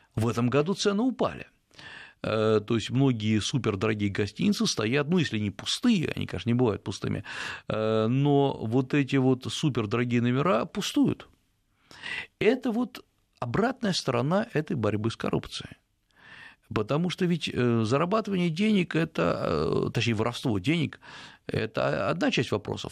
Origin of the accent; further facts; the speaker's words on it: Russia; я из России